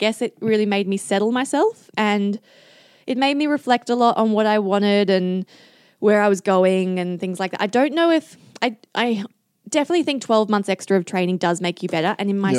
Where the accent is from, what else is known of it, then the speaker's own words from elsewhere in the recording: Adelaide, South Australia, Australia; I'm such a family person. I'm from Adelaide. I love my family and I love seeing my family often.